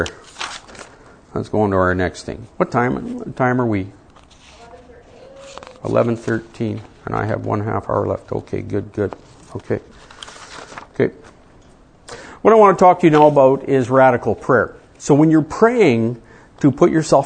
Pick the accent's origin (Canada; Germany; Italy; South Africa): Canada; I come from Canada, I married an American